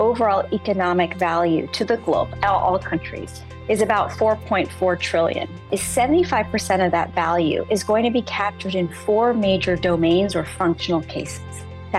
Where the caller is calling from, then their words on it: San Francisco, California, United States; I'm connecting from San Francisco.